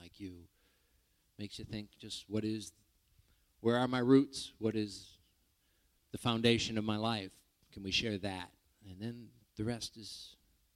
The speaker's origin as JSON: {"language": "English", "town": "Grand Rapids", "region": "Michigan", "country": "United States", "tie": "born or raised there", "said": "I grew up in Grand Rapids, Michigan."}